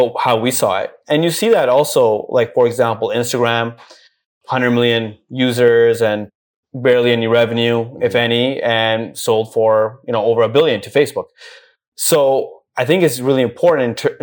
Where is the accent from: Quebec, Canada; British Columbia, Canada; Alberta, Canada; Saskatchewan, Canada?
British Columbia, Canada; Vancouver; moved away as an adult; also born or lived in Toronto; now in Dubai, United Arab Emirates; born and raised in South Van.